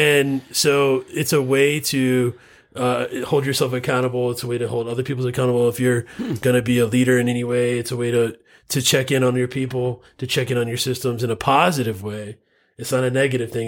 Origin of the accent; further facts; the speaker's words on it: Florida, United States; now in Utah, United States; I'm from Florida originally.